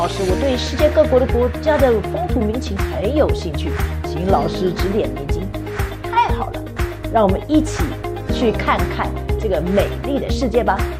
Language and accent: Chinese; Taiwan; 他是来到我们台湾